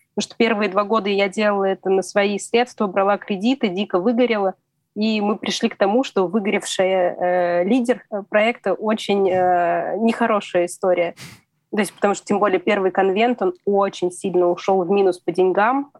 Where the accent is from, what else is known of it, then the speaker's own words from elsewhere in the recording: Kemerovo, Kemerovo Oblast, Russia; moved away as an adult; Я только уехала от родителей из Кемерово, э, я жила далеко от дома